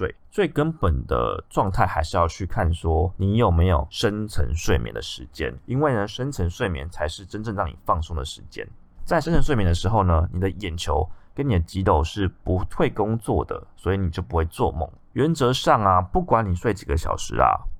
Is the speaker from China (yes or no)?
no; Taiwan; 那加上我们台湾人一直都对于安眠药的使用有很大的错误观念